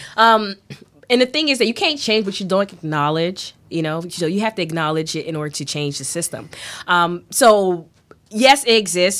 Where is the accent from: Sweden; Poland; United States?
United States; Miami, Florida; growing up in in you know Miami here